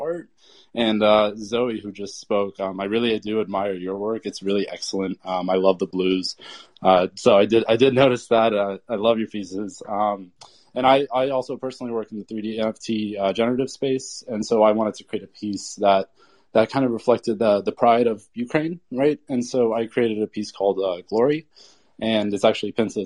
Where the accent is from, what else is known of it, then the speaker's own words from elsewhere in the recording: Turkey; moved away; I'm actually originally from Turkey